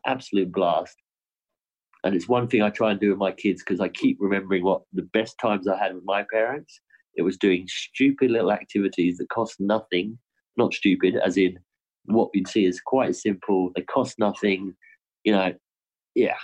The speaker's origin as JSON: {"language": "English", "country": "United Kingdom", "tie": "born or raised there", "moved": "yes", "lives_now": "Australia", "said": "my home country"}